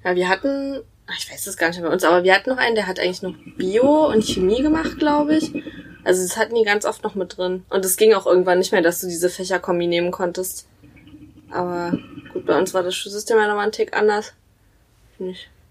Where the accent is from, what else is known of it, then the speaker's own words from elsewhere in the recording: Halle, Saxony-Anhalt, Germany; 24, ich komme aus Halle